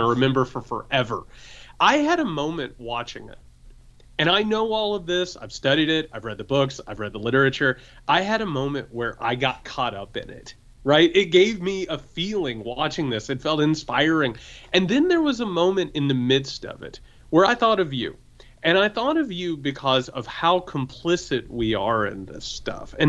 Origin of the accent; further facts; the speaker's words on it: Southern Indiana, United States; I grew up in Southern Indiana